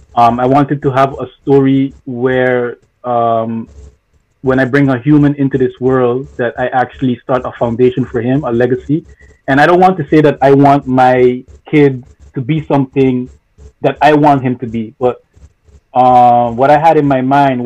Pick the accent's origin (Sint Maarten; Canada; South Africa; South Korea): Sint Maarten; born there; being told to go back to my country of origin, which is St. Martin, because I was born in St. Martin, but to go back to Haiti, to be specific.